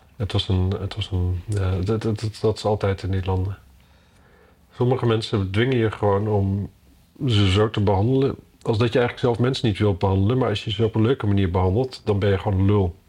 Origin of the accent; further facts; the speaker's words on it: Drenthe, Netherlands; Ik kom uit Drenthe